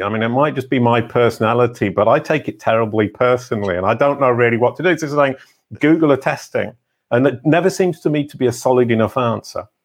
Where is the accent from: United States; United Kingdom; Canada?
United Kingdom; England; I can say that as an English person.